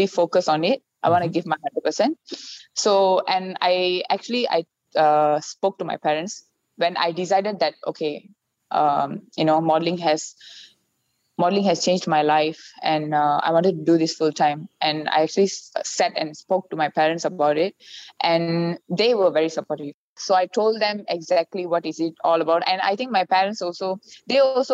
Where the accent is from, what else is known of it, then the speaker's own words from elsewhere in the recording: Malaysia; I'm Indian. I'm Malaysian